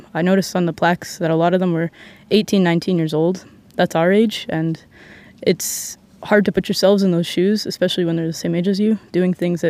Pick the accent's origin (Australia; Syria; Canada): Canada; Timmins, Ontario; I'm from Timmins, Ontario, Canada.